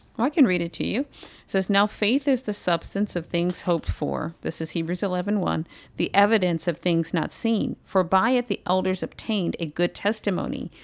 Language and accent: English; United States